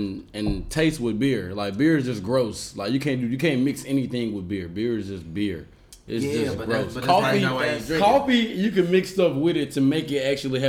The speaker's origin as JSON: {"language": "English", "town": "Memphis", "region": "Tennessee", "country": "United States", "moved": "yes", "lives_now": "Los Angeles, United States", "said": "I'm from Memphis, Tennessee. Now, I live out here in L.A. We both moved out here at the same time."}